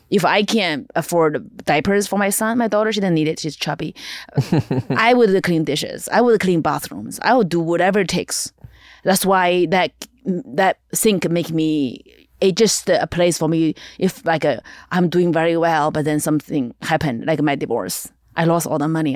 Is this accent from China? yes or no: yes; eastern China, China; English is a second language; moved away as an adult; now in Los Angeles, United States; I'm actually very dark for Chinese standard, for Eastern Chinese